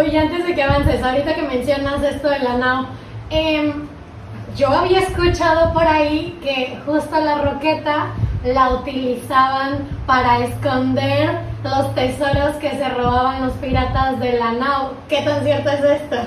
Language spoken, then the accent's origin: Spanish; Acapulco, Guerrero, Mexico; como acapulqueños